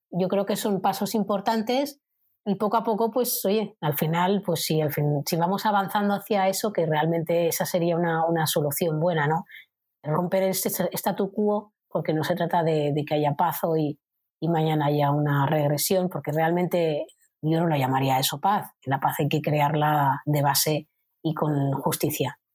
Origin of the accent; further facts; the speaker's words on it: Spain; como española